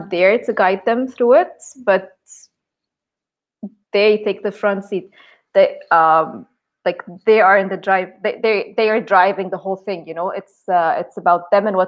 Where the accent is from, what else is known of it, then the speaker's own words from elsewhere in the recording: Egypt; English is a second language; now in Hurghada, Egypt; I grew up in Egypt, but we spent actually a lot of time in Hurghada here on the sea, because this is where my father used to work